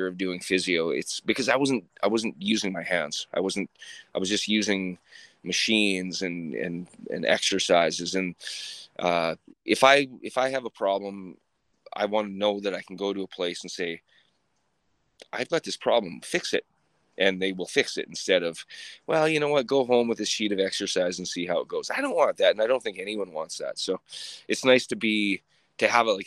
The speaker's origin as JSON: {"language": "English", "town": "Sylvan Lake", "region": "Alberta", "country": "Canada", "tie": "born or raised there", "lives_now": "Red Deer, Canada", "said": "I grew up in Sylvan Lake in a trailer park."}